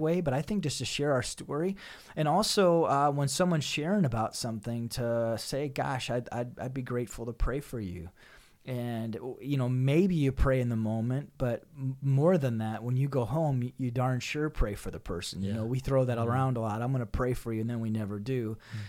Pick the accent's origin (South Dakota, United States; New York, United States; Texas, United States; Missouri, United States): South Dakota, United States; Northeast; I'm originally from Northeast South Dakota